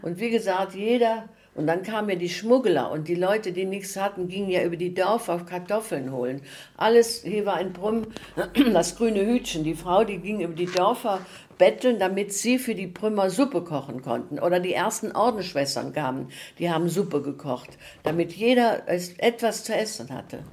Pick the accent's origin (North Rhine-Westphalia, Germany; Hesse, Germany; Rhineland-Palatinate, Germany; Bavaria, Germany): Rhineland-Palatinate, Germany; Prüm; born or raised there